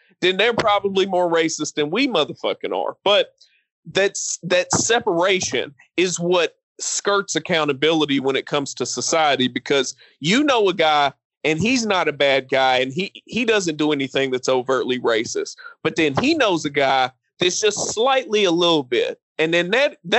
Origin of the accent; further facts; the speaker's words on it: Appalachia, United States; I come from Appalachian culture